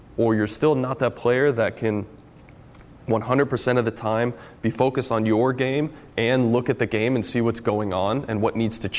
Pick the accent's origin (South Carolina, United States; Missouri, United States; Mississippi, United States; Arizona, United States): Arizona, United States; Phoenix; moved away as an adult; now in Seattle, United States; this is the longest place I've ever lived outside of growing up in Phoenix